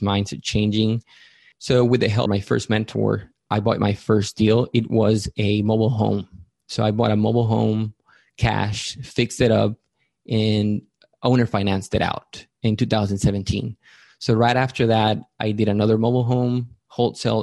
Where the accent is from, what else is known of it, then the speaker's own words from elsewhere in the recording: Matamoros, Tamaulipas, Mexico; moved away as an adult; also born or lived in Mérida, Yucatán, Mexico; now in San Antonio, United States; I'm from Mérida, Yucatán in Mexico. I grew up in Matamoros, Tamaulipas, which is also in Mexico